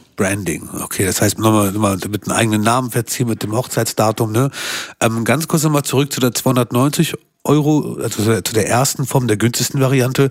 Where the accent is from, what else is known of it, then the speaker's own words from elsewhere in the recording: Kosovo; now in Hanover, Germany; ich komme aus dem Kosovo